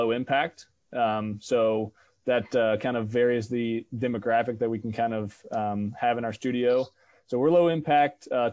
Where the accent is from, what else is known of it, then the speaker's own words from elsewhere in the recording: Northern Virginia, United States; also born or lived in Atlanta, Georgia; now in Manhattan, Kansas, United States; I'm originally from Northern Virginia